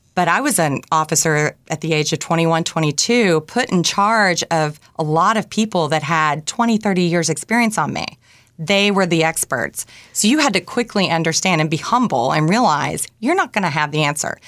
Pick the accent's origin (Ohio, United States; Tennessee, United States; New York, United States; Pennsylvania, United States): Tennessee, United States; Bluff City; moved away; I grew up in a town called Bluff City. It was population 1500, located in East Tennessee